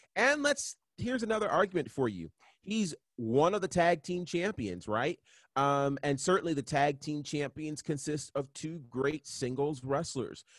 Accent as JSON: {"language": "English", "town": "Monticello", "region": "New York", "country": "United States", "also_born_or_lived": "Virginia Beach, Virginia", "moved": "yes", "lives_now": "Atlanta, United States", "said": "I am originally from a little town in New York called Monticello"}